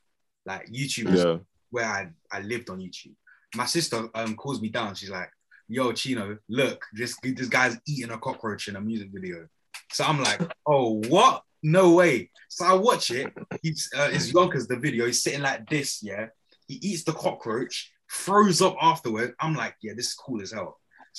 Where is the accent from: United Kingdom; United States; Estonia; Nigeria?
Nigeria; Obviously, being Nigerian, it was Afrobeat from young.